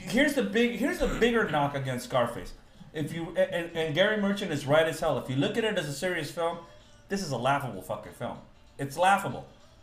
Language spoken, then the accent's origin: English; Guatemala; now in United States; If you're from Mexico and I'm from Guatemala, why would I be talking to you in bad English?